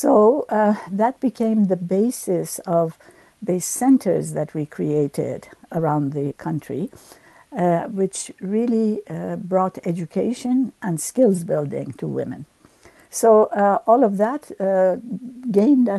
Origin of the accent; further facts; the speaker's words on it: United States; also born or lived in Iran; I grew up in the United States, going to school here and to university